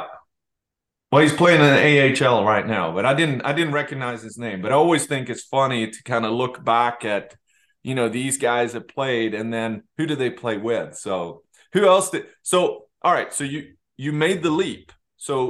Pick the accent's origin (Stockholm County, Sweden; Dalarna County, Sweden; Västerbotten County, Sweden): Dalarna County, Sweden; Leksand; I'm from Leksand, not Karlstad